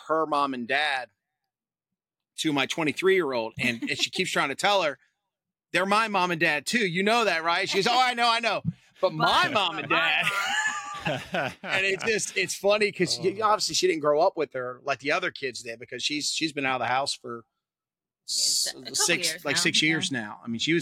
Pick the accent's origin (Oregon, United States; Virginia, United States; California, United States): Virginia, United States; Yorktown; born and raised in Virginia, right down the road, as it were. I went to York High School in Yorktown